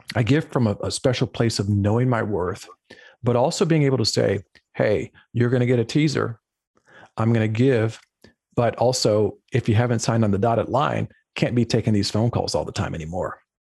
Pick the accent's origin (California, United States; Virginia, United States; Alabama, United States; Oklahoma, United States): Virginia, United States; Lynchburg; moved away; I grew up in Lynchburg, Virginia, which is in the central southwestern portion of the state